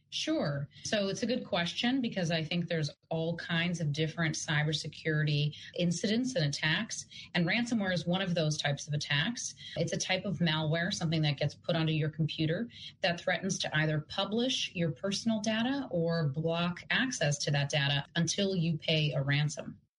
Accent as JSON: {"language": "English", "town": "Yaroslavl", "region": "Yaroslavl Oblast", "country": "Russia", "tie": "born or raised there", "moved": "yes", "said": "And yes, I am originally from Russia, from Yaroslavl."}